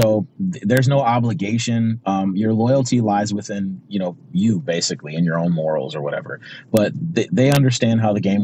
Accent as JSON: {"language": "English", "town": "Pontiac", "region": "Michigan", "country": "United States", "tie": "born or raised there", "moved": "as an adult", "said": "I grew up in Pontiac, Michigan, which for those of you that don't know, it's a suburb of Detroit"}